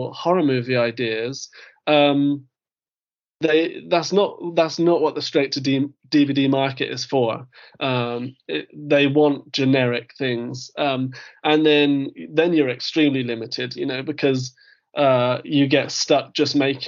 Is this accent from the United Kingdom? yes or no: yes; United Kingdom; I am British